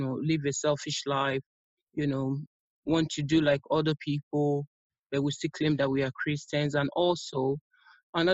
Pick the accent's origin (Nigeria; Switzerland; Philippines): Nigeria; now in London, United Kingdom; I'm originally from Nigeria, but I'm based in the United Kingdom, London to be precise.